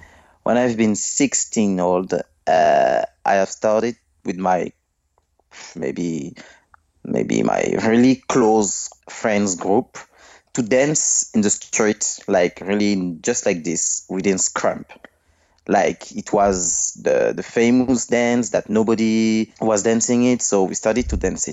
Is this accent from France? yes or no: yes; Villepinte, Île-de-France, France; English is a second language; also born or lived in Guadeloupe / Martinique; I've been born from maybe near from Paris. This is a little city named Villepinte. This is really near from Paris. I've born there.